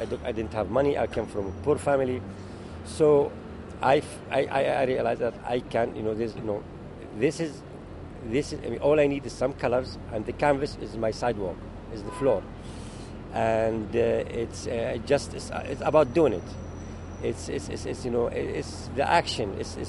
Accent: Jerusalem, Israel; also born or lived in Middle East; I was born in Jerusalem. And really, art gave me hope, gave me love, gave me what I was missing, you know, as I grew up in the middle of the chaos there, you know, in the Middle East.

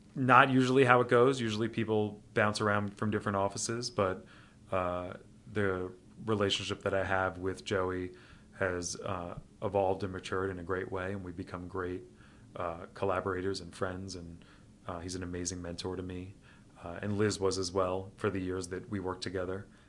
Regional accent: New York City, New York, United States; also born or lived in Smithtown, Long Island, New York; I was born on Manhattan's Upper West Side and went to school, uh, public school here in New York. Uh, went to high school on Long Island at uh, Smithtown High School

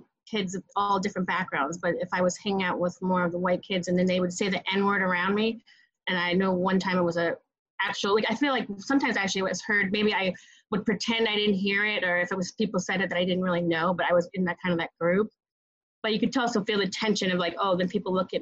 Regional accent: Hamden, Connecticut, United States; now in New York City, United States; I grew up in Connecticut in a suburb of New Haven, Hamden, Connecticut.

